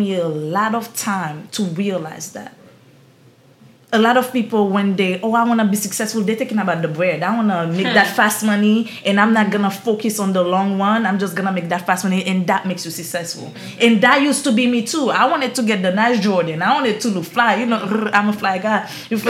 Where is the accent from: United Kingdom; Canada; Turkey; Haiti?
Haiti; accent: Haitian; now in Florida, United States; I'm this poor girl from Haiti. I can't do it. My accent is too strong